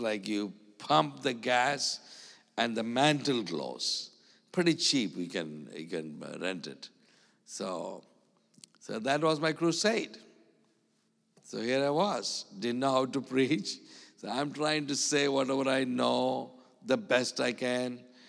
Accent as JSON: {"language": "English", "country": "India", "tie": "born or raised there", "said": "I'm, uh, an Indian. I was born in India. And I live in India."}